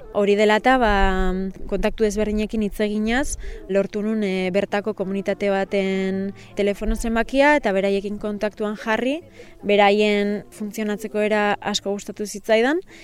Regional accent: Deba, Basque Country, Spain; also born or lived in Bilbao; Ni ezi eta hasi deban herrian bertan inintzen

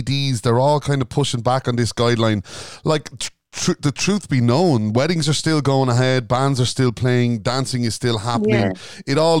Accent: Ireland; we're Irish

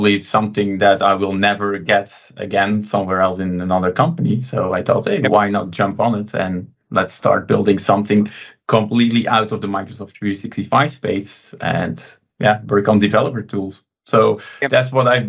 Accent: Belgium; also born or lived in Antwerp; from Belgium, living near Antwerp.

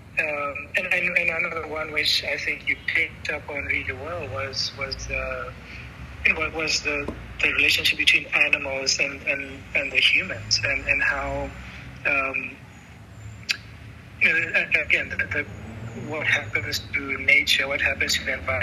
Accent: Francistown, North-East District, Botswana; moved away; also born or lived in Maun, Botswana / Gaborone, Botswana; I grew up in Francistown in Maun, and Francistown, as many people know, is close to the Zimbabwe border

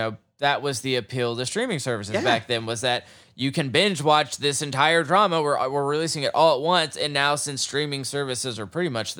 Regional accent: Oklahoma, United States; Like, I grew up in Oklahoma, and the first episode of Watchmen reenacts the Tulsa race riots.

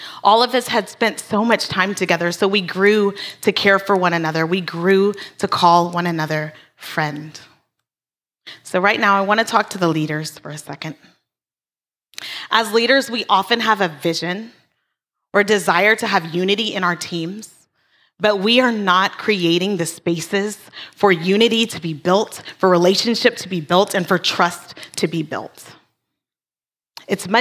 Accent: Hawaii, United States; moved away; we're Hawaiian

